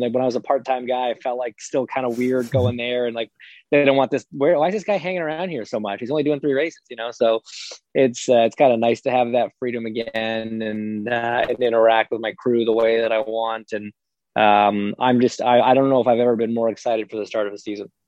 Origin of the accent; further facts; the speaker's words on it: Toronto, Ontario, Canada; I grew up in Canada, I grew up in Toronto